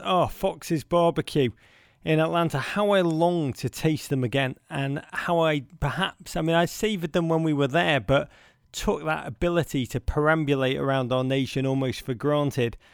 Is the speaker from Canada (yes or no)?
no; Liverpool, North West England, United Kingdom; where I grew up in Liverpool